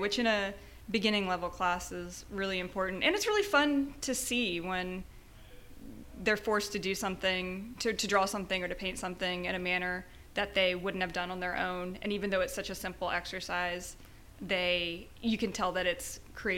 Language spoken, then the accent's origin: English; Wapakoneta, Ohio, United States; moved away as an adult; also born or lived in Indiana; now in Houston, United States; I'm from Ohio, originally. Rural Ohio. It's town Wapakoneta is the name of my town.